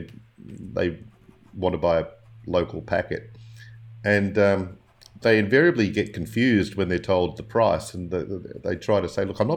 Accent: Australia; I'm Australian

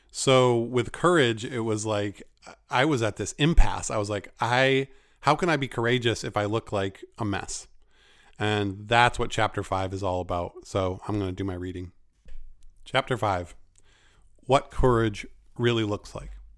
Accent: Maine, United States; my home state of Maine

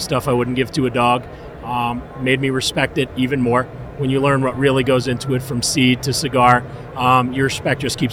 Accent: New York City, New York, United States; moved away; I was born in Queens, and then I'm a sellout. I moved to the burbs

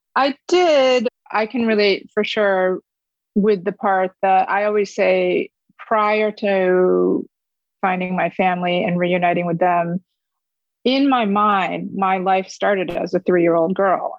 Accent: Fairport, New York, United States; first language Korean; English is a second language; also born or lived in Korea; I grew up in a suburb of Rochester, New York, which is upstate in a town called Fairport

